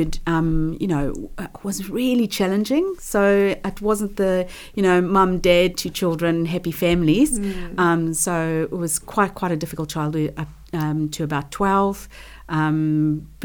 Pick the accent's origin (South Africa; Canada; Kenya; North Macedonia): South Africa; moved away; I had a reasonable business economics teacher back in South Africa. I'm from South Africa.